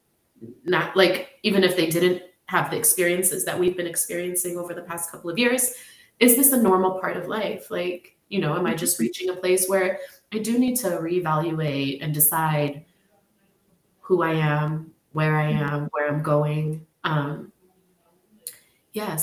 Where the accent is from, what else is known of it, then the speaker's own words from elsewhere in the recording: San Francisco, California, United States; moved away as an adult; also born or lived in Tigray; I was born and raised in the city. I'm so American